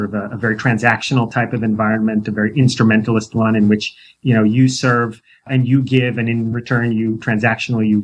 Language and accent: English; New York, United States; moved away as an adult; also born or lived in San Diego, California; I grew up in New York